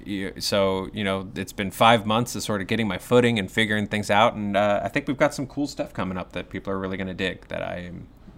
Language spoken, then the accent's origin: English; the South, United States; I'm from the South, and they're they are hardy little bastards.